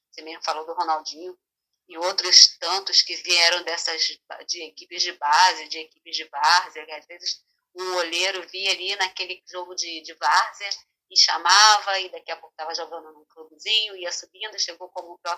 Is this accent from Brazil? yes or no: yes; Nilópolis, Rio de Janeiro, Brazil; Bem, eu vou contar, então vou lá no remoto dos tempos, porque eu sou de Nilópolis